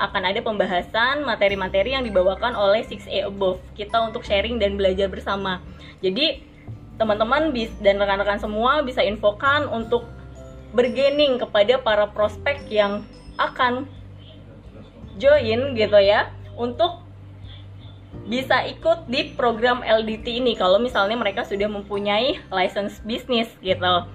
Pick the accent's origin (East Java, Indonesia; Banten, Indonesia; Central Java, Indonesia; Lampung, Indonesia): Banten, Indonesia; Serang; saya dari Serang.